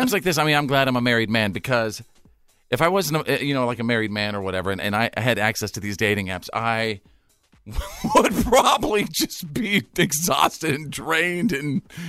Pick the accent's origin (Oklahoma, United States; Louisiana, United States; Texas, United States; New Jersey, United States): Texas, United States; North; growing up in North Texas, and it's one of the hottest places in the country during the summer.